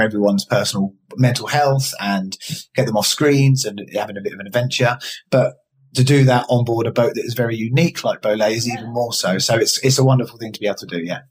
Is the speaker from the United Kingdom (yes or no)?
yes; Eastbourne, South East England, United Kingdom; I'm from Eastbourne